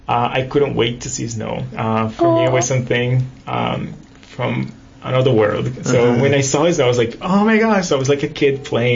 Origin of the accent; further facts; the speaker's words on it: Recife, Pernambuco, Brazil; accent: Northeastern Brazilian; first language Portuguese; English is a second language; moved away as an adult; now in Canada; they can tell right away that we're from the Northeast.